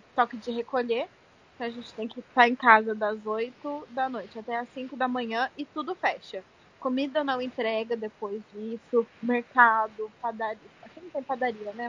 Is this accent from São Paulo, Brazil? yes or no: yes; São José dos Campos, São Paulo, Brazil; moved away as an adult; now in New Jersey, United States; eu sou de São José dos Campos e ainda moro em New Jersey, nos Estados Unidos